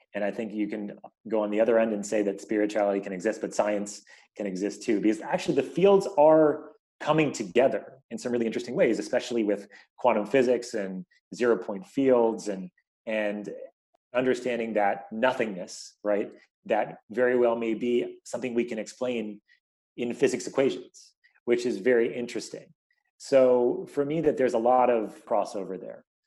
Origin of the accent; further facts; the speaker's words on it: New York, United States; now in Bay Area, United States; I live in the Bay Area, but I grew up in New York